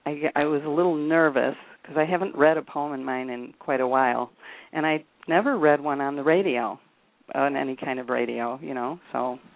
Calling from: Chicago, Illinois, United States

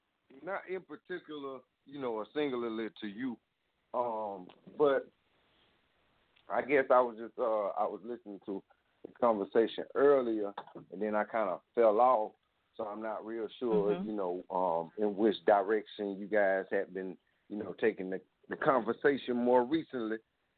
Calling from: South Carolina, United States; I'm calling from South Carolina.

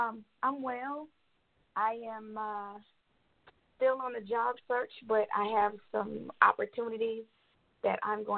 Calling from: Atlanta, Georgia, United States; I'm calling from Atlanta, Georgia.

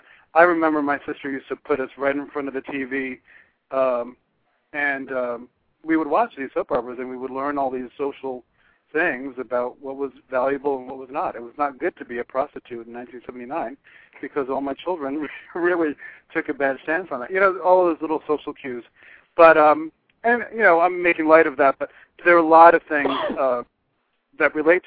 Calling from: Florida, United States; from Florida.

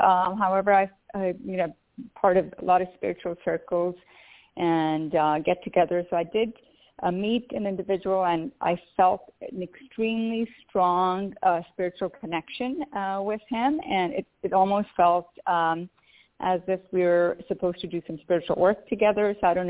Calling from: Pennsylvania, United States; And I'm calling from Pennsylvania.

